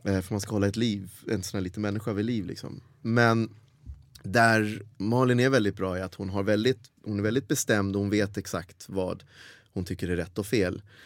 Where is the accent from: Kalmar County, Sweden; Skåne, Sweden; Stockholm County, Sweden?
Skåne, Sweden; Helsingborg; accent: Scanian; moved away as an adult; also born or lived in United States; Jag växte upp i Helsingborg, där är ju whiter than white